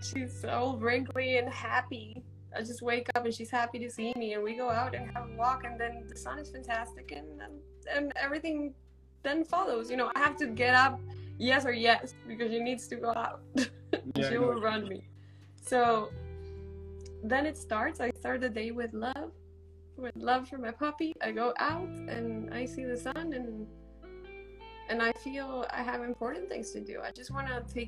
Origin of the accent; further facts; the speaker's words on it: Medellín, Antioquia, Colombia; now in New York, United States; I'm from Medellin, Colombia